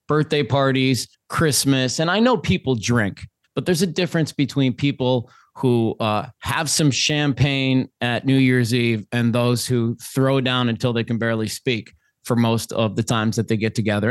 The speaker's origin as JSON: {"language": "English", "region": "Minnesota", "country": "United States", "moved": "yes", "lives_now": "Phoenix, United States", "said": "I'm originally from Minnesota, your neighbor to the west"}